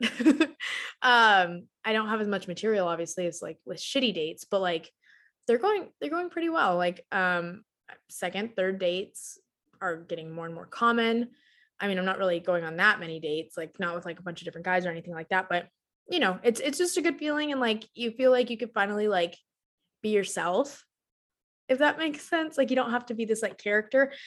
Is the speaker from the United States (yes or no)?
yes; Texas, United States; I was born and raised in Texas, still live in Texas